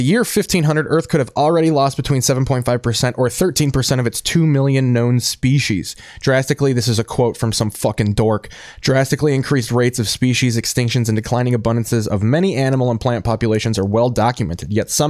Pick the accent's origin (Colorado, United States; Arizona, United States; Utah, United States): Arizona, United States; Scottsdale; born there; But I was born in Scottsdale, Arizona.